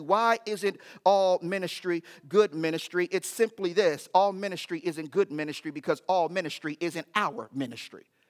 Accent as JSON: {"language": "English", "country": "United States", "said": "as American Christians"}